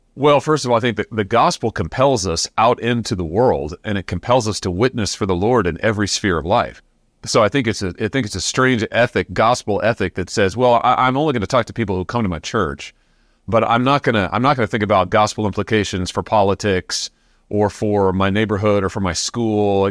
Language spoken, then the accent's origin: English; Missouri, United States; my home state of Missouri